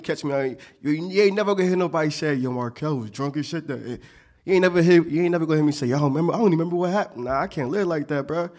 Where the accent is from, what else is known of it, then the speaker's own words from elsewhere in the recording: Montgomery County, Pennsylvania, United States; I came from Montgomery County